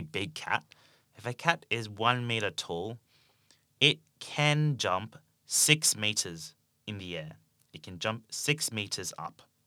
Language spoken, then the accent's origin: English; Australia; accent: Australian English; I speak Australian English